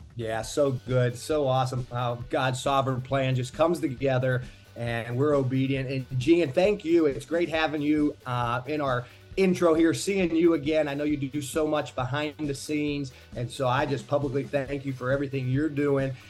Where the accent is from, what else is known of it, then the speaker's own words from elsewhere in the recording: Miami, Florida, United States; I'm from the Miami area